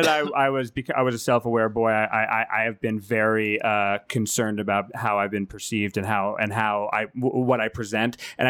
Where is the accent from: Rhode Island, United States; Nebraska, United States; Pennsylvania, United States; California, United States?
Rhode Island, United States; And I alienated Rhode Island.